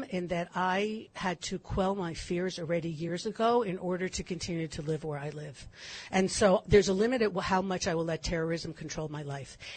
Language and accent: English; California, United States; I grew up in California.